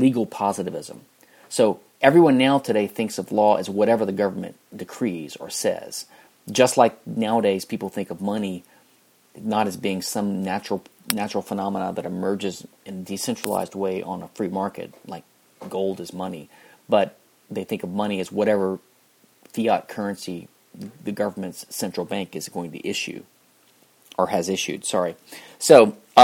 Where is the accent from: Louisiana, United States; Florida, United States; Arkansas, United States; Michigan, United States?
Louisiana, United States; moved away; I came from Louisiana, which is the only civil law state in the U.S.